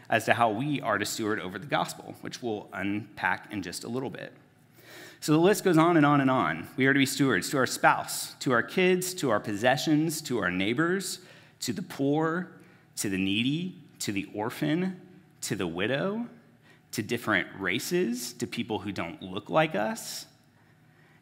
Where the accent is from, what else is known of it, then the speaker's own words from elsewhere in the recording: United States; as American Christians